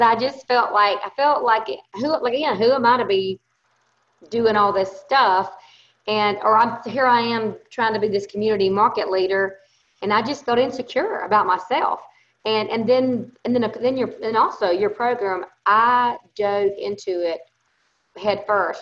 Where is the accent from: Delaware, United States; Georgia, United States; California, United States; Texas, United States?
Georgia, United States; Thomasville; accent: Southern; I am from Thomasville, Georgia.